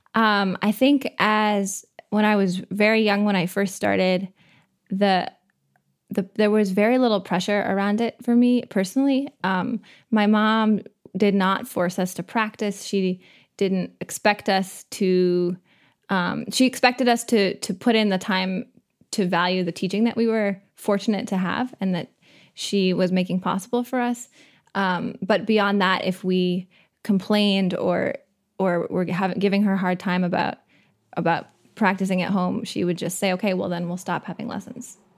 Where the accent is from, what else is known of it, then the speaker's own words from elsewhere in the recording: Waldoboro, Maine, United States; I'm from Waldoboro